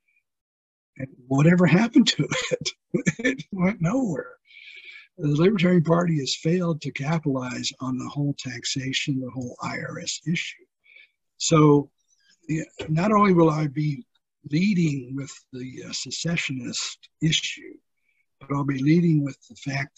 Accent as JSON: {"language": "English", "town": "San Antonio", "region": "Texas", "country": "United States", "tie": "born or raised there", "said": "San Antonio, which is my hometown"}